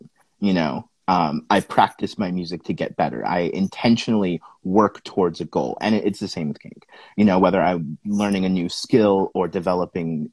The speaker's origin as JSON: {"language": "English", "region": "California", "country": "United States", "tie": "born or raised there", "also_born_or_lived": "Sacramento", "said": "I'm originally from a super small town in California"}